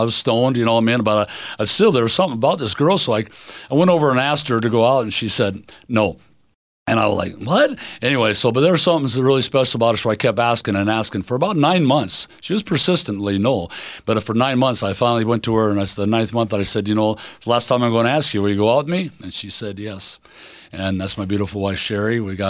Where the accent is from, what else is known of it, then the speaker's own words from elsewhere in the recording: Spokane, Washington, United States; I was born and raised here in Spokane. I love this city.